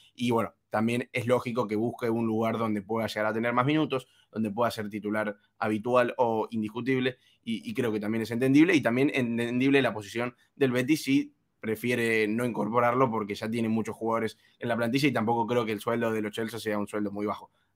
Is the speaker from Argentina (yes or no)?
yes; Argentina; soy argentino